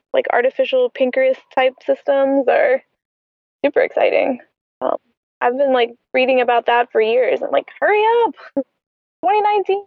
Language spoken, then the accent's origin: English; Atlanta, Georgia, United States; moved away as an adult; now in Tampa, United States; I'm from Atlanta.